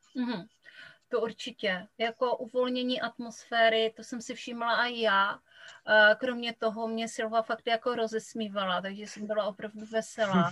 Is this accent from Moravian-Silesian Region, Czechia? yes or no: yes; Kuchelná, Moravian-Silesian Region, Czechia; accent: short vowels (local Silesian/Moravian speech); já pocházím z Kuchelné, což je vesnice úplně u polských hranic